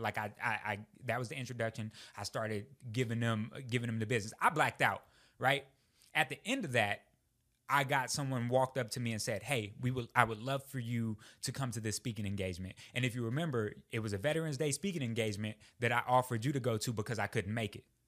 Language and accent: English; Texas, United States; moved away as an adult; I would never leave the great state of Texas